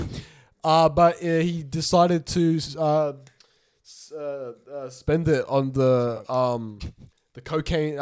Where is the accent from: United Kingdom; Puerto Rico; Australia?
Australia; accent: Aussie; I legit was like, actually Australian